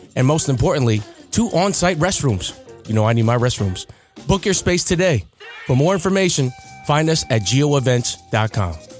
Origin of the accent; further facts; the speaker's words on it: New York, United States; everyone knows you're from New York